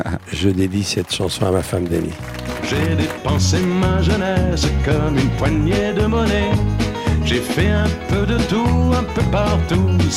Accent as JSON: {"language": "French", "country": "Romania", "said": "car je viens des, des brumes des Carpates près de la frontière ukrainienne je viens de Roumanie."}